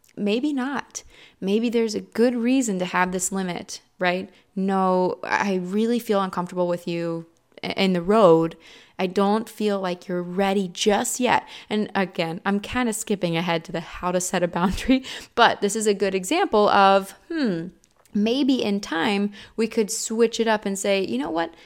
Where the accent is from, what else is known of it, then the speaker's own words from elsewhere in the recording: Midwest, United States; I'm also from the Midwest